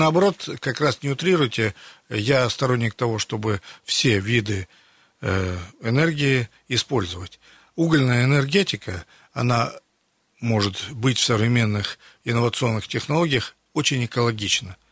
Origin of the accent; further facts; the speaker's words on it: Siberia, Russia; мы сибиряки